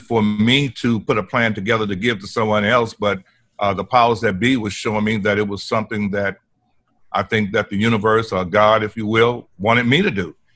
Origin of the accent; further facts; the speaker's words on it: Port Arthur, Texas, United States; moved away as an adult; also born or lived in California; I was born and raised here in Port Arthur